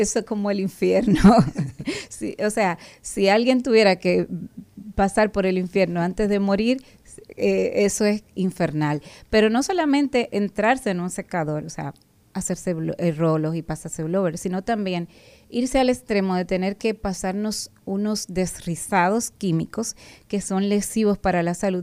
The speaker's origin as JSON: {"language": "Spanish", "country": "Dominican Republic"}